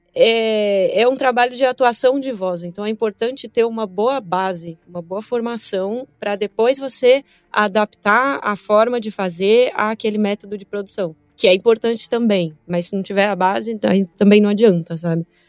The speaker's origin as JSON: {"language": "Portuguese", "region": "São Paulo", "country": "Brazil", "tie": "born or raised there", "said": "Eu sou filha de baiano, minha mãe é mineira, eu nasci em São Paulo"}